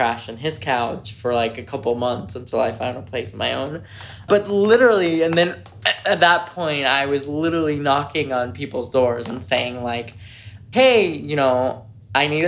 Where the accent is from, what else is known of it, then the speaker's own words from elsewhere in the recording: Mexico; also born or lived in United States; now in Washington, D.C., United States; I grew up in Mexico